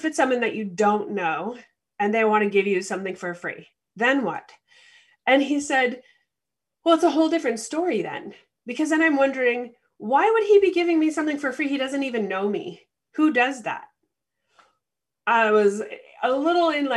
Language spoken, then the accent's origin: English; Canada; the experience I have as a Canadian